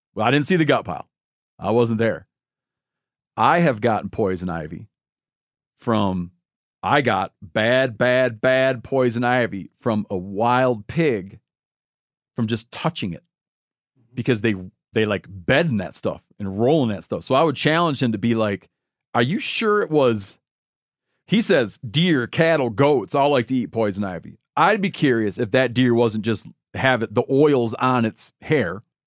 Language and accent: English; Michigan, United States; moved away; my home state of Michigan